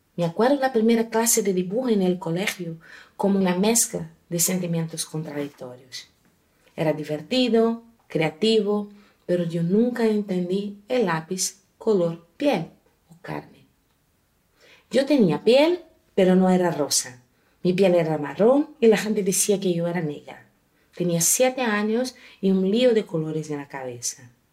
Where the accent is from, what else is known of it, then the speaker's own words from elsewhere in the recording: Brazil; Yo nací en una familia multicolorida en Brasil